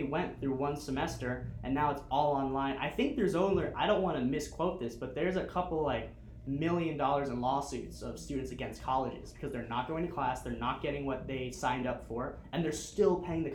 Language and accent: English; Miami, Florida, United States; moved away as an adult; also born or lived in Dallas; now in Southwest Florida, United States; So I lived in Miami, I grew up in Miami.